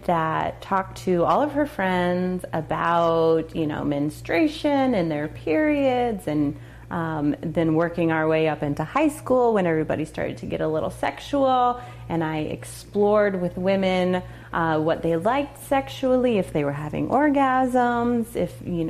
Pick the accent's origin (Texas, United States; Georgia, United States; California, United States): Texas, United States; also born or lived in Boulder, Colorado; now in Atlanta, United States; growing up in Texas, where it's very conservative and abstinence is taught